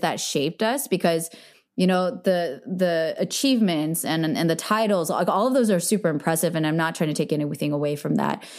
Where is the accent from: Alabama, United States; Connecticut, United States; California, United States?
California, United States; Bay Area; I grew up in the Bay